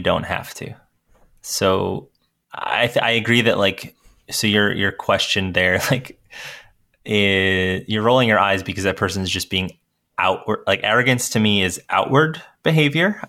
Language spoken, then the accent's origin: English; Northeast, United States; I grew up in the Northeast